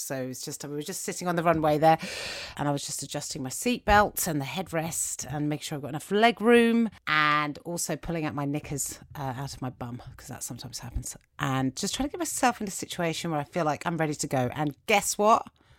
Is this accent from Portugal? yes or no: no; United Kingdom; because I'm British and I didn't understand this level of oversharing.